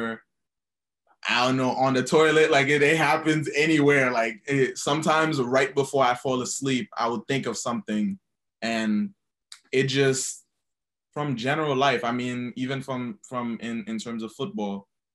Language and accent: English; Haiti; now in New York City, United States; I'm originally from Haiti. And now I live in New York City.